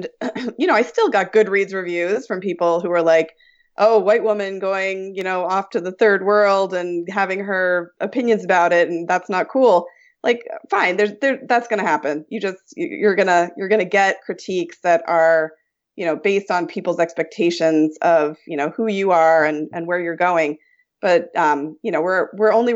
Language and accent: English; New Jersey, United States; my hometown in New Jersey